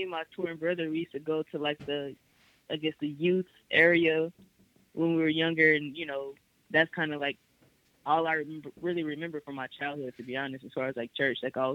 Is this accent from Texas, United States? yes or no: yes; Houston, Texas, United States; also born or lived in Greenville, South Carolina; now in Atlanta, United States; I was actually born in Greenville, South Carolina, but I was raised in Houston. So, I pretty much moved from Greenville to Houston when I was 1 year old